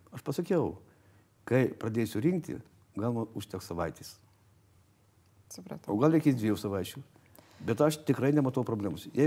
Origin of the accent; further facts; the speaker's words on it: Kudirkos Naumiestis, Marijampolė County, Lithuania; now in Vilnius, Lithuania; Aš esu kilęs iš Kudirgos nuomišio. Mhm. Šakių rajonas.